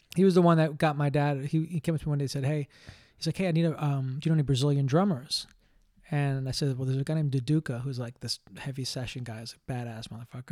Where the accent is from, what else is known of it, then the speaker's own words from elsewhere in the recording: New York City, New York, United States; moved away; I grew up in Greenwich Village